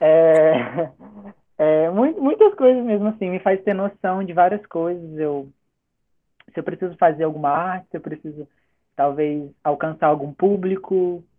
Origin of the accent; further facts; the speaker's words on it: Itatiaia, Rio de Janeiro, Brazil; moved away as an adult; now in Macaé, Brazil; sou natural de Itatiaia, interiorzinho aqui do Rio.